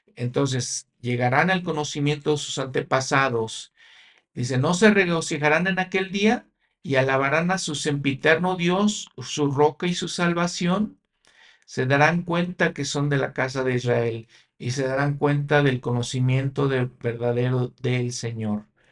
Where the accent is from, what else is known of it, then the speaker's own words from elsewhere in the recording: Mexico; yo en mi país, México